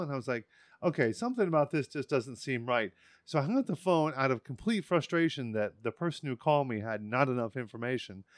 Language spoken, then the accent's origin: English; Washington, District of Columbia, United States; I was in the Washington, D C area